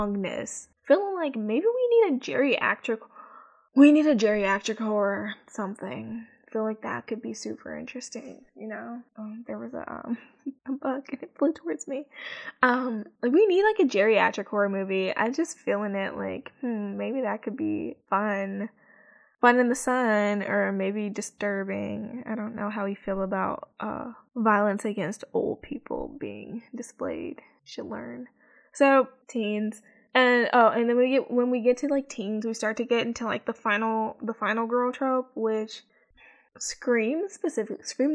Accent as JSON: {"language": "English", "town": "Chicago", "region": "Illinois", "country": "United States", "said": "because I'm from the Midwest, because I'm from Chicago"}